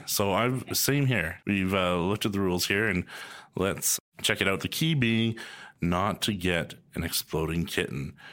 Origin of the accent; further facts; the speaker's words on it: Calgary, Alberta, Canada; also born or lived in Edmonton; I moved to Calgary when I was three from Edmonton